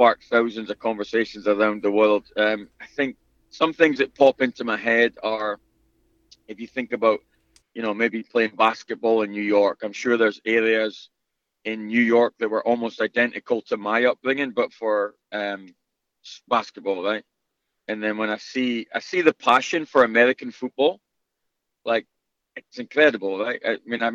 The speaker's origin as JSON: {"language": "English", "town": "Aberdeen", "region": "Scotland", "country": "United Kingdom", "tie": "born or raised there", "moved": "yes", "said": "grew up in a city in the northeast of Scotland called Aberdeen"}